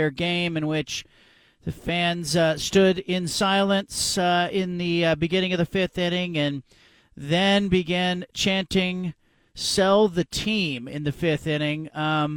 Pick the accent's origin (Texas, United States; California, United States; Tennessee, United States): California, United States; Bay Area; now in Portland, United States; I grew up in the Bay Area